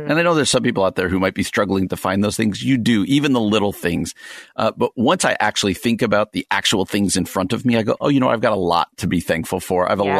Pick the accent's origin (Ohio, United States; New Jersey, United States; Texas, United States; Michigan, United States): New Jersey, United States; where I grew up in New Jersey